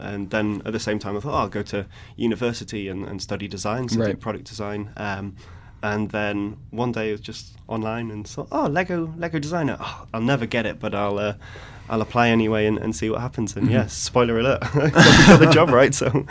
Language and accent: English; London, United Kingdom; moved away as an adult; now in Billund, Denmark; I came from London, so going from London to Billund, so a town of millions and millions and millions to like a small rural town of 3,000 people.